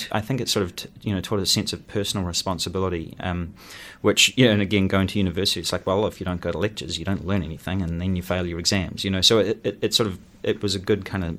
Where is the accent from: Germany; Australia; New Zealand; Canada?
New Zealand; Wellington; Well, I say that I grew up in Aro Valley because we moved there when I was about 15 or 16.